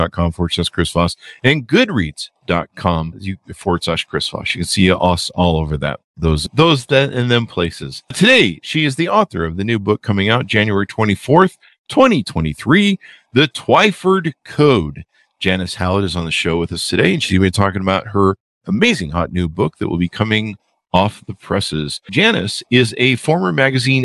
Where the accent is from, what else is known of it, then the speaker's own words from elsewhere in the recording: United States; I'm a Yankee from America